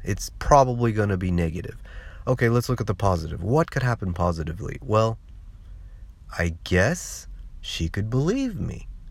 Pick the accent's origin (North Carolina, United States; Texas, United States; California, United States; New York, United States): California, United States; moved away; I was born and raised in California